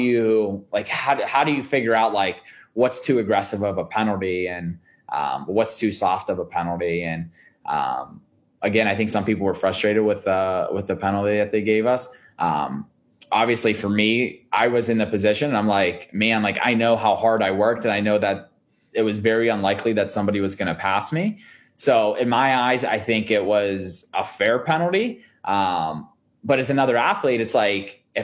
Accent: Pittsburgh, Pennsylvania, United States; We're from Pittsburgh

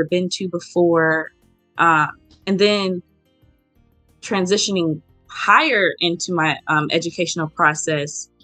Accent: Memphis, Tennessee, United States; moved away as an adult; now in Norfolk, United States; I'm from Memphis, Tennessee, and I currently attend the Norfolk State University in Norfolk, Virginia

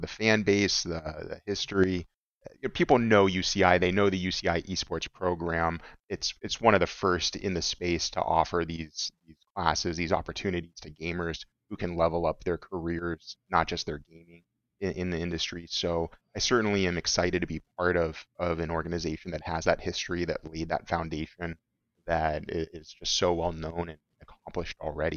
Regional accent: Orange County, California, United States; I'm from Orange County, so U C I is right here in my own home, you know, backyard

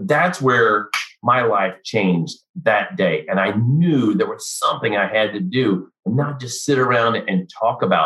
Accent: Missouri, United States; also born or lived in Fort Riley; now in Texas, United States; I grew up in Missouri because I'm a third generation military guy.

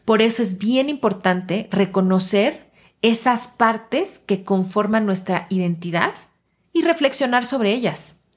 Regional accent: Mexico; que parte de mi identidad sea, por ejemplo, mi nacionalidad y que yo me autodefina como yo soy mexicana.

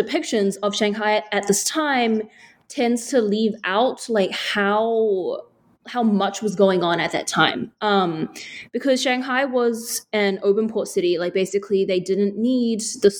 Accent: New Zealand; an Asian girl growing up in New Zealand

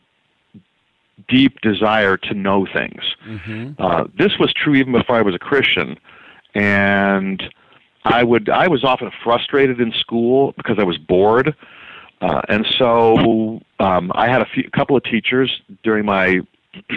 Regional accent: Omaha, Nebraska, United States; also born or lived in Florida; now in Arizona, United States; growing up in Omaha

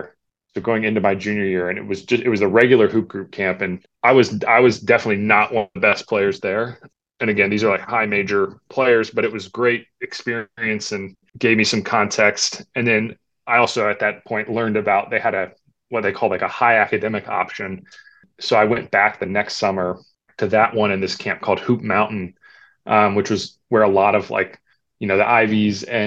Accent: Davidson, North Carolina, United States; I grew up in Davidson, North Carolina

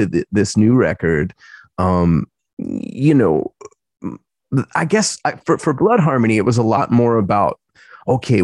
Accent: Philadelphia, Pennsylvania, United States; moved away as an adult; now in Santa Barbara, United States; as a Philadelphian

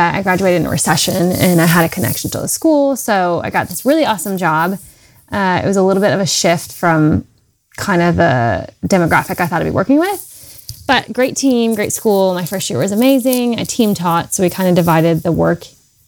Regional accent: North Carolina, United States; I grew up in North Carolina, where I still live. I'm a Southern girl at heart

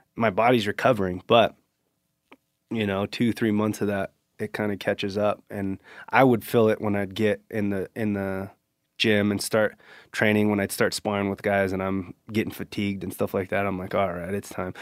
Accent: Central California, United States; I grew up here in Central California

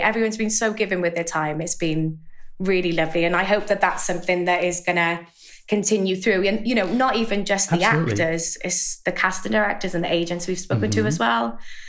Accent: Wales, United Kingdom; accent: Welsh; I'm in the UK, if you can tell by my accent, from Wales, which is a bit different from the English accent

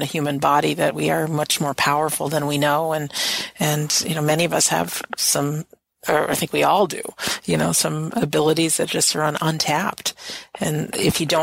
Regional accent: United States; I'm an American

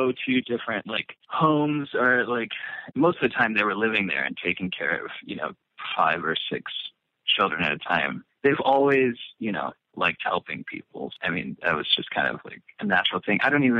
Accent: Alabama, United States; also born or lived in Atlanta, Georgia; Well, I was born in Atlanta, lived in a small town outside of Atlanta for like the first 5 years of my life. And then my family moved to Alabama, where I lived for like until I came back when I was like 17.

